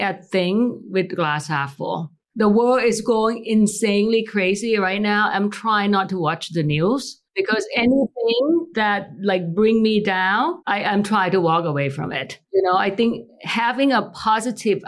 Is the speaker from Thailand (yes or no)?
yes; Thailand; moved away; growing up in Thailand